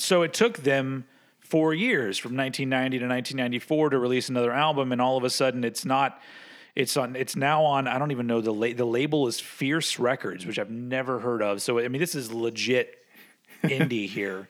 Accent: United States; I'm, I'm an American

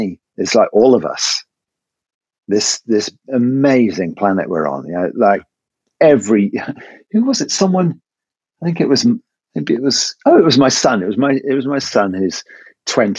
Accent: England, United Kingdom; it is maths with an S because I'm English

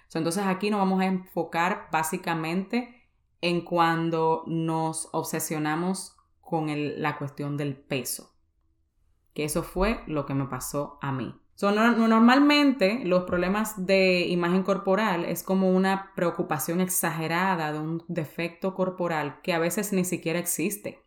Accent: San Cristóbal, Dominican Republic; yo soy de San Cristóbal, en República Dominicana

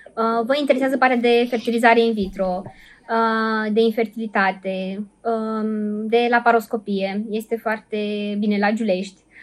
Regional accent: Suceava, Suceava County, Romania; eu sunt din Suceava

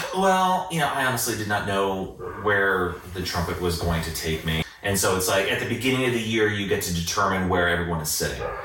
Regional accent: Fishers, Indiana, United States; literally grew up in fishers

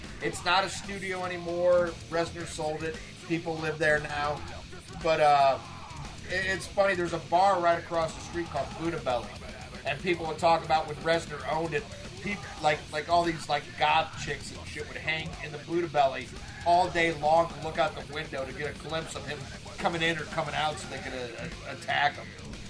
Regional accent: the South, United States; You know, we're from the South, you know, fuck you, we're metal, and, you know, we're not going to change.

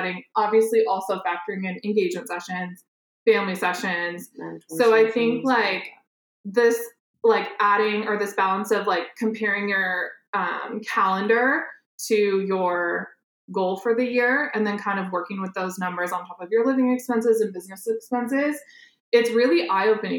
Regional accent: Iowa, United States; I'm from Iowa, so I started there

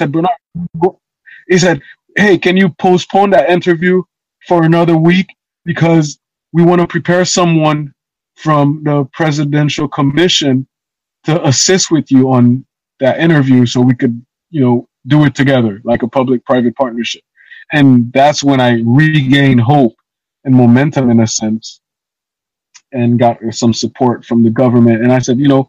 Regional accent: Haiti; moved away; also born or lived in Florida; growing up in Haiti

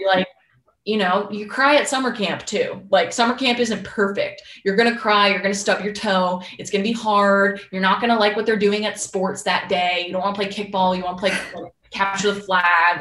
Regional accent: Boston, Massachusetts, United States; I'm from Boston

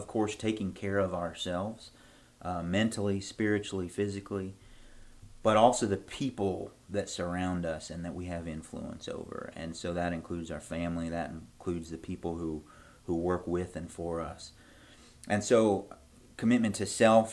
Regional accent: Chattanooga, Tennessee, United States; moved away as an adult; also born or lived in Orlando, Florida; now in Manchester; So I'm a Southern kid. I was born in Chattanooga, Tennessee. Most of my family still lives there, my grandparents and my parents, a bunch of cousins are down there. went to school there

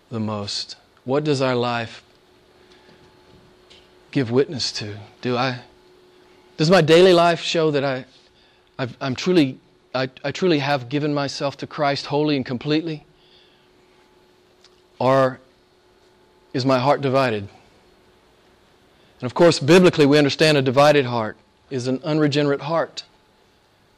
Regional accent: United States; moved away; I grew up in the States

